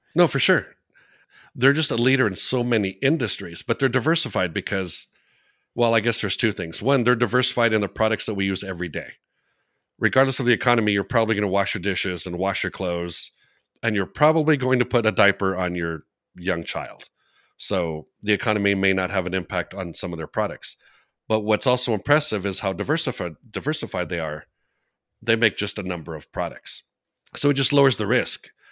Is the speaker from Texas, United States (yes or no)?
yes; Texas, United States; I'm a Texan